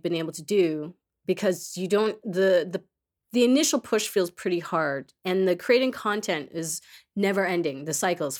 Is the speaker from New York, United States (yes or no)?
yes; Queens, New York, United States; Born and raised in Queens.